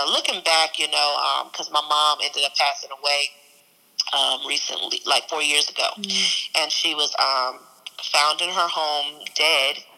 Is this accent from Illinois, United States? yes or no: yes; East St. Louis, Illinois, United States; also born or lived in England / Tucson, Arizona; And I'm um, from um, East St. Louis. I say that, but I lived actually prior in, uh, I was born in Louisiana, and we went to the military. We lived in England uh, until I was mm-hmm. about seven, and then we moved to. Uh, to Phoenix or Tucson, Arizona